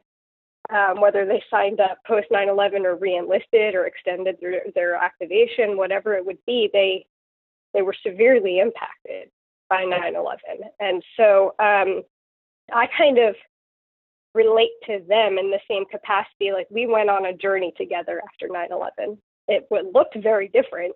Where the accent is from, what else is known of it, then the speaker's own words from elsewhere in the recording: Long Island, Suffolk County, New York, United States; moved away as an adult; now in Chesapeake, United States; I grew up on Long Island, which is outside the city, and in Suffolk County